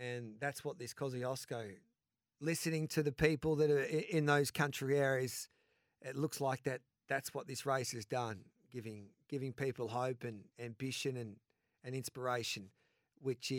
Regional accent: Mildura, Victoria, Australia; I grew up in Mildura

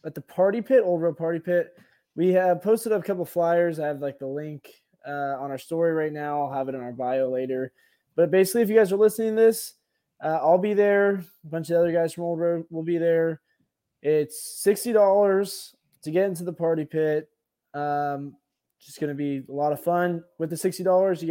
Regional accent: San Francisco, California, United States; also born or lived in Manhattan, New York; now in New York, United States; I'm from San Francisco

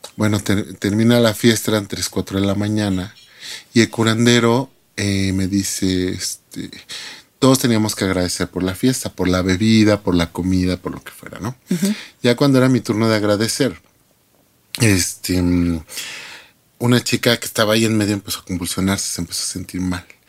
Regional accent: Mexico; soy mexicana

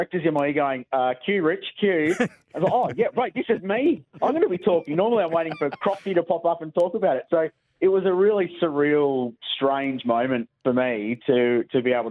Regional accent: Adelaide, South Australia, Australia; I grew up in Adelaide in the 85 to 95 era

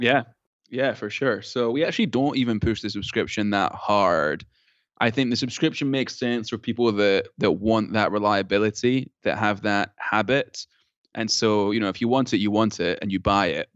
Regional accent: Scotland, United Kingdom; now in United States; I'm from Scotland

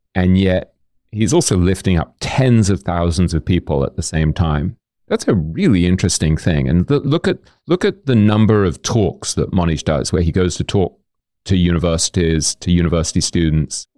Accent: London, United Kingdom; moved away as an adult; also born or lived in New York / Boston / Hong Kong; I grew up in London and then I moved to New York when I was maybe twenty, twenty-one.

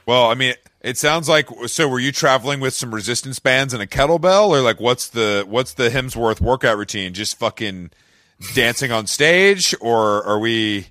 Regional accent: Atlanta, Georgia, United States; I'm from Atlanta and I'm here right now

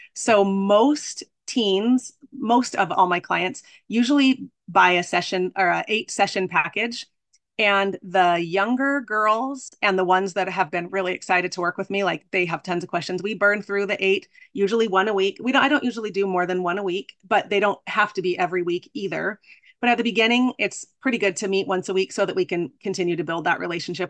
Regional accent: Arizona, United States; I'm from Arizona

